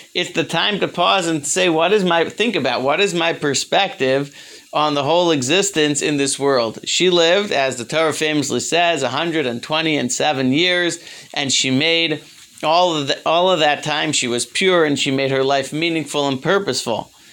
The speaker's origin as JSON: {"language": "English", "town": "Baltimore", "region": "Maryland", "country": "United States", "tie": "born or raised there", "said": "When I was growing up, I grew up in Baltimore"}